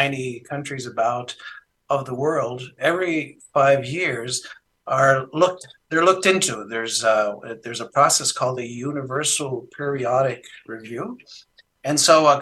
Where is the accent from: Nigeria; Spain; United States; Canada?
Canada; moved away as an adult; now in Germany; When I was living in Canada, I'm originally a Canadian